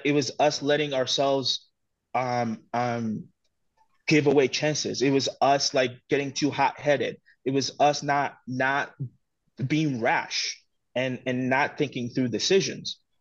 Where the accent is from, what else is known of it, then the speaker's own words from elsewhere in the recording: Togo; growing up in Togo